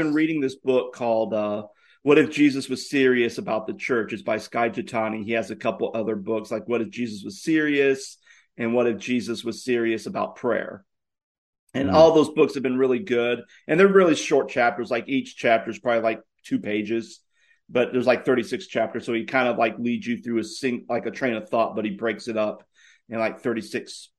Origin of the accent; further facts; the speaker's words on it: Virginia, United States; moved away; I'm from Virginia